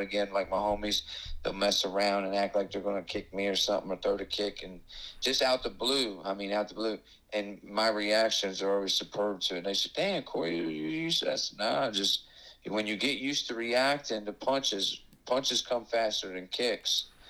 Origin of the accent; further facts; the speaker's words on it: Miami, Florida, United States; moved away; I'm from Miami originally.